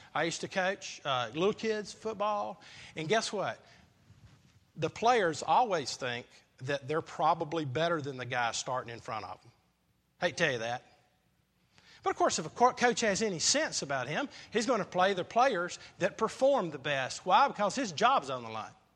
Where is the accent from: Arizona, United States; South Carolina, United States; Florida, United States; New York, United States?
South Carolina, United States; I grew up in South Carolina